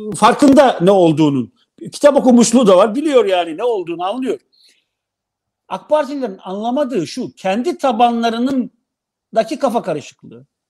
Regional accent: Black Sea Region, Turkey

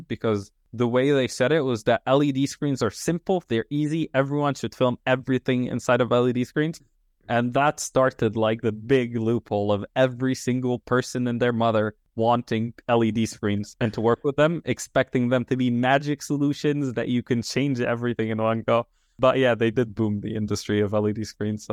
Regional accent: Tripoli, North Governorate, Lebanon; moved away as an adult; now in United Kingdom; I'm from Tripoli

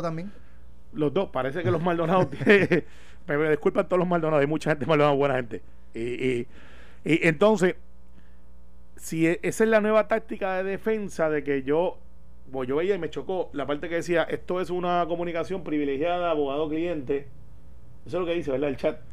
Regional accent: Guaynabo, Puerto Rico; los que somos de Guaynabo

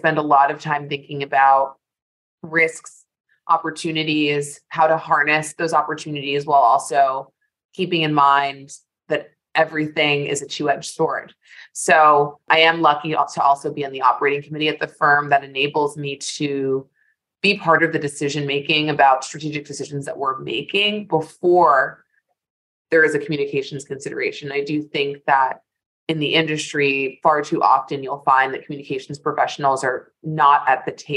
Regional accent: New York, United States; I am in my office in New York, where I am proud to be a native, born and bred Manhattanite

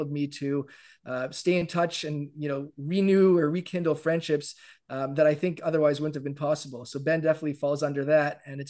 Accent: Toronto, Ontario, Canada; moved away as an adult; now in Jerusalem, Israel; I'm originally from Canada, Toronto to be specific, and currently residing in Jerusalem. I moved here about 15 years ago

